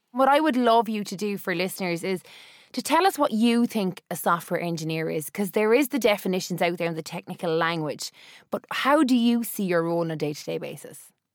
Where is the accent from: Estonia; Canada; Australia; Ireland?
Ireland; Cork, Munster; me, as a Cork person